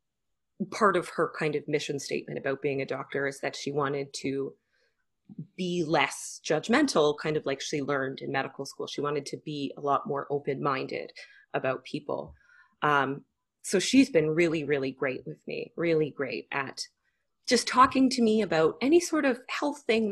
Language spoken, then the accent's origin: English; Canada; I'm Canadian